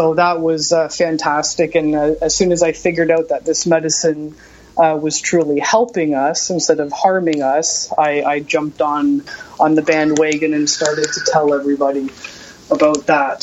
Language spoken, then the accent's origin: English; Hamilton, Ontario, Canada; my hometown of Hamilton, Ontario, and my province of Ontario, Canada